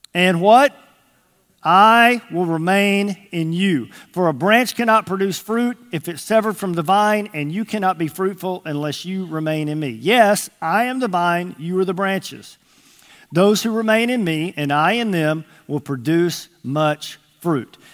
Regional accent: Texas, United States; moved away as an adult; now in Arkansas, United States; I was from Texas

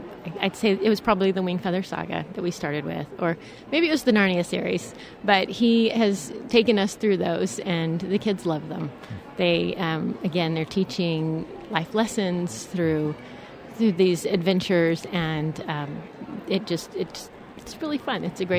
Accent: Cedar Park, Texas, United States; We are from Cedar Park.

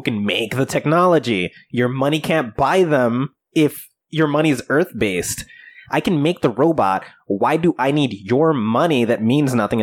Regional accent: United States; we're American

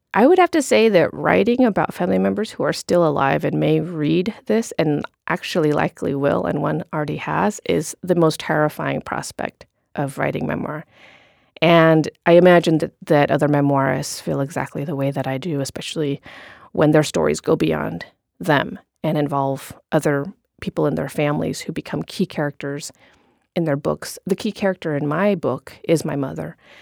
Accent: Corvallis, Oregon, United States; also born or lived in Cambodia; growing up in Corvallis, Oregon. My family had escaped, uh, the war and genocide in Cambodia.

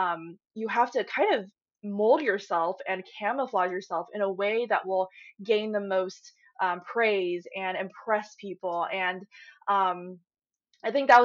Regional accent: Silicon Valley, San Francisco Bay Area, California, United States; I grew up in the Silicon Valley in the San Francisco Bay Area

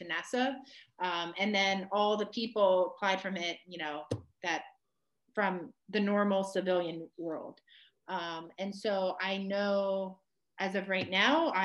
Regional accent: Ohio, United States; growing up in Ohio.

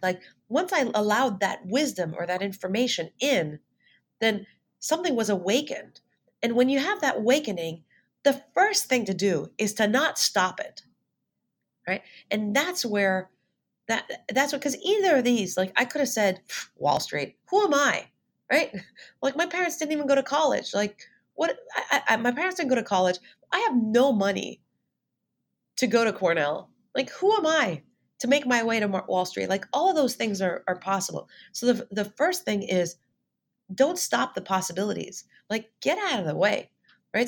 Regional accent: Montreal, Quebec, Canada; moved away as an adult; also born or lived in Ithaca, New York; I'm originally from Montreal. So, I was uh, born and raised in Montreal

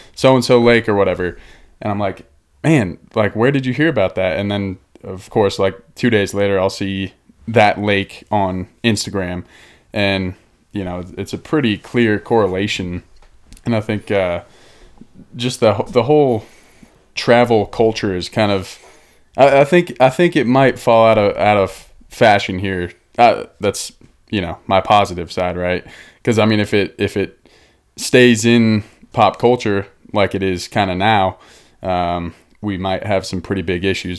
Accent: Denver, Colorado, United States; moved away; also born or lived in Boulder, Colorado; I'm from Denver, Boulder, here in Colorado

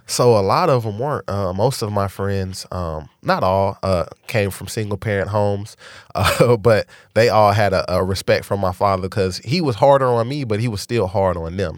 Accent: Dallas, Texas, United States; born or raised there; also born or lived in San Antonio

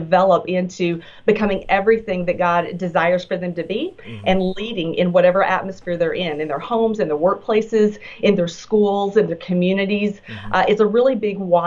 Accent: Texas, United States; So I hope that your viewers will bear with my accent. I am a native Texan.

